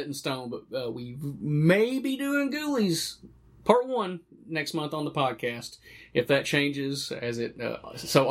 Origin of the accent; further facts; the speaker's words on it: Morristown, Tennessee, United States; I grew up in Morristown, Tennessee, where they filmed the original film.